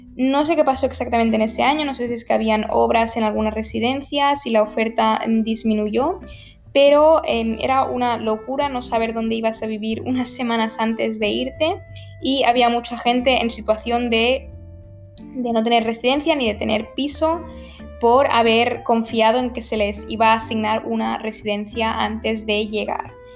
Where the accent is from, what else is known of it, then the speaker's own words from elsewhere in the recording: Barcelona, Catalonia, Spain; also born or lived in Münster; iba a hacer un intercambio en Barcelona, ¿vale? Que es de donde yo soy, de donde, donde yo vivía